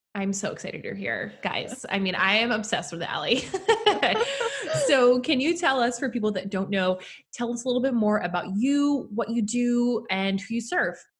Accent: New York, United States; was born and raised in New York

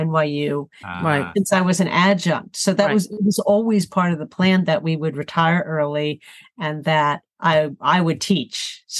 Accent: New York City, New York, United States; also born or lived in Manhattan; now in Jersey City, United States; I was born in Brooklyn.

